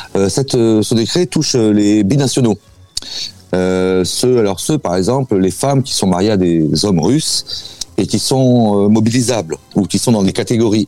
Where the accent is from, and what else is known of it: France; now in Russia